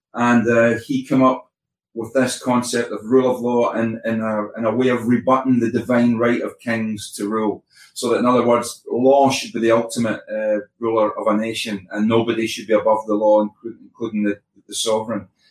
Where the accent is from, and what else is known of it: Scotland, United Kingdom